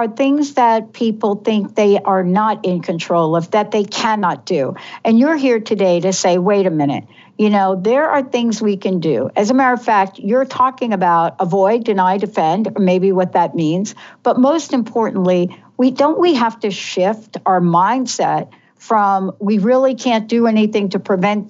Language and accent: English; New York, United States; I grew up in New York, so, you know, there's an environment in New York City where you're used to certain things.